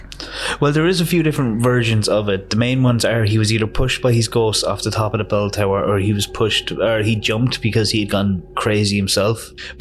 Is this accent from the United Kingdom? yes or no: no; Ireland; we're Irish